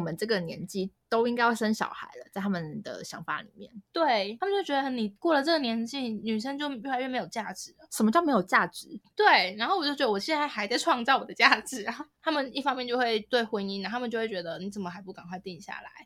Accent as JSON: {"language": "Chinese", "country": "Taiwan", "moved": "as an adult", "lives_now": "Shanghai, China", "said": "就要跟我们台湾人也要一起去上"}